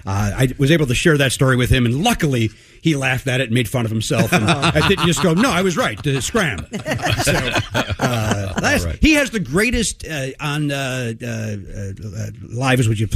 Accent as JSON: {"language": "English", "town": "Hometown", "region": "Illinois", "country": "United States", "tie": "born or raised there", "said": "We are both from hometown Illinois, which is a little suburb south of Chicago. It is 1 mile by 1 mile, completely surrounded by a guardrail. It's basically a trailer park, but with houses."}